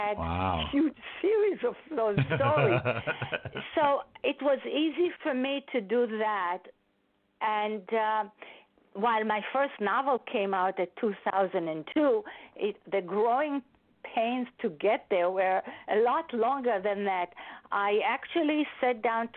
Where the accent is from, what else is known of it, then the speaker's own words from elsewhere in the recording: Israel; accent: Israeli; English is a second language; moved away as an adult; now in New York, United States; I was born and raised in Israel, and I came to the United States over 40 years ago for my master's degree